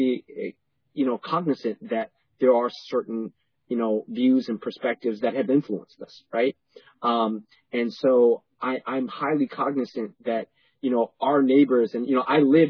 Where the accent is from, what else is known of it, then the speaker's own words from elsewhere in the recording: New York City, New York, United States; also born or lived in Panama; I was born in Panama and I grew up in New York City